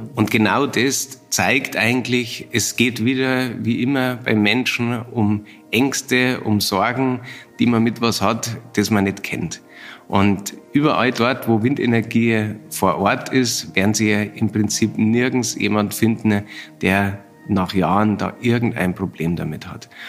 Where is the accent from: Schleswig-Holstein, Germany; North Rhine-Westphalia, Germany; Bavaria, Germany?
Bavaria, Germany; moved away; ich komme ursprünglich aus Bayern